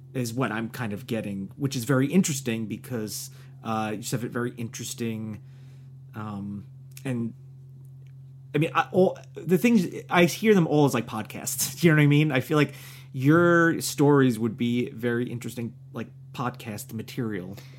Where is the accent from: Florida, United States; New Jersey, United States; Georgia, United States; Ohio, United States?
New Jersey, United States; moved away; also born or lived in New York; I'm from New Jersey